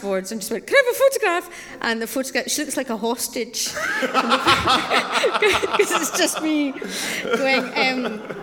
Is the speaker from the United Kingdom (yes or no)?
yes; Scotland, United Kingdom; I grew up in Scotland with Clause 28, Section 28